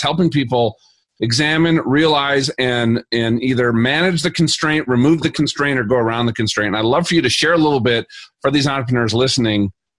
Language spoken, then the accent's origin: English; Minnesota, United States; now in Colorado, United States; I'm from Minnesota and I live in Colorado.